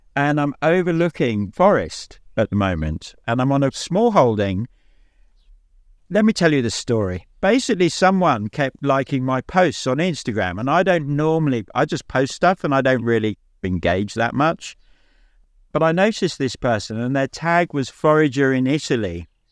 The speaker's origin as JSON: {"language": "English", "region": "England", "country": "United Kingdom", "also_born_or_lived": "Devon", "said": "I'm from England, so I live in England. I live in Devon."}